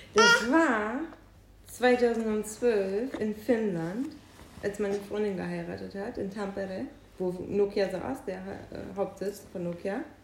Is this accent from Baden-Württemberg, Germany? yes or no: no; Büren, North Rhine-Westphalia, Germany; moved away; in Büren, wo ich herkomme